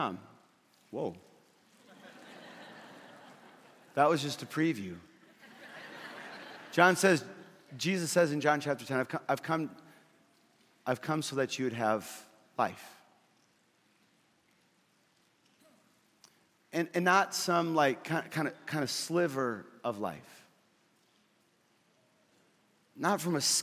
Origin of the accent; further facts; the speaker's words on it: Fargo, North Dakota, United States; in Fargo, where I grew up